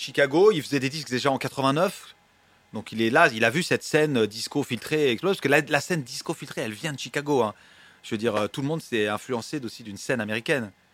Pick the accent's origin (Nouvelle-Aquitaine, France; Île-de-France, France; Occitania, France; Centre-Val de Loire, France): Île-de-France, France; Paris; je viens du Marais